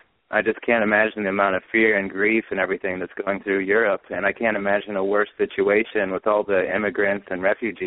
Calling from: North Carolina, United States; from North Carolina.

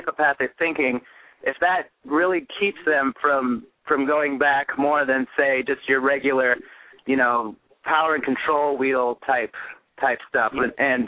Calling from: United States; This is …. I'm calling from the U.S.

